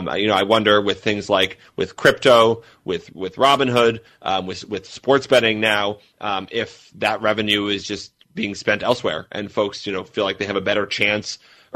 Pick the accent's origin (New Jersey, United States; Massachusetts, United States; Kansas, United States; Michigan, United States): Massachusetts, United States; moved away; I'm from Massachusetts originally